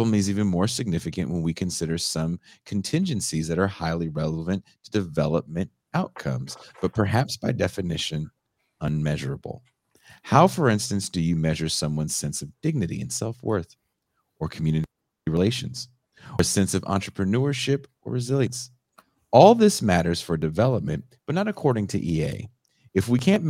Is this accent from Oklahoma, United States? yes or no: no; Bay Area, California, United States; I'm from the Bay Area